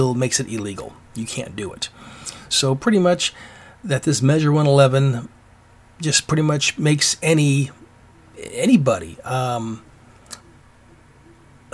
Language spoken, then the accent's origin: English; Alaska, United States; moved away; also born or lived in Washington; I'm from Alaska, and I remember it used to be really cool up there, and I was heard that when I was a kid up there